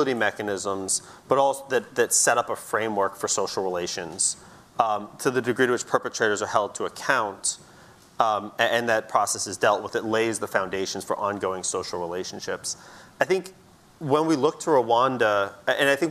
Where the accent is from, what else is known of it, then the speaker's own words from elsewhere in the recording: United States; we're sitting here in the U.S., I'm an American